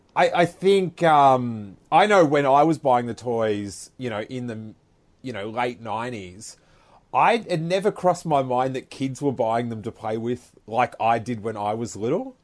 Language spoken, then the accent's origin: English; Rosebud, Victoria, Australia; I grew up in this small town of Rosebud